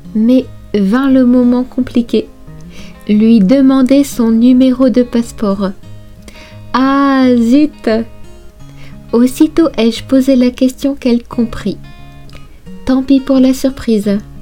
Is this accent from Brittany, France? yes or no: yes; Brittany, France; moved away as an adult; now in Japan; Je suis originaire de Bretagne, une région à l'ouest de la France.